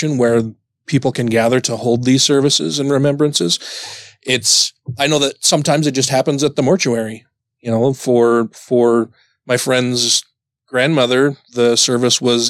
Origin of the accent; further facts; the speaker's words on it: Utah, United States; me growing up here in Utah